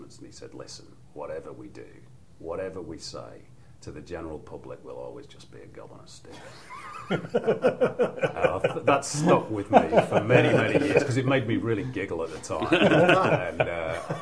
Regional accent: England, United Kingdom; accent: Manc; now in Australia; when I grew up in England, obviously in the 70s

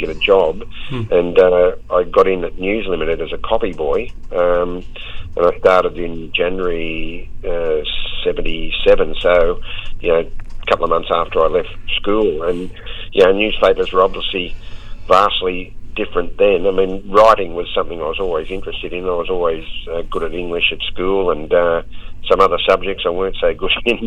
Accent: Sydney, New South Wales, Australia; I grew up in the western suburbs of Sydney at Chester Hill

